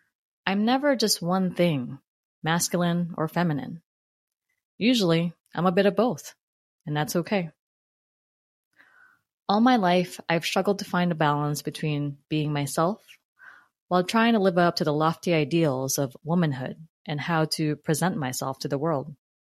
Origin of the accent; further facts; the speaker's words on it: Philippines; Eric, along with Jeter, a young, and my young brother, Ezra, were my first group of friends growing up in the Philippines. That part of my childhood was magical.